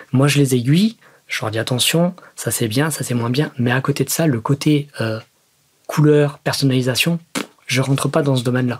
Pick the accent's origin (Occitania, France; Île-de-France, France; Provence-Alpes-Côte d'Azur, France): Provence-Alpes-Côte d'Azur, France; Salon-de-Provence; de là où je viens, donc de Salon de Provence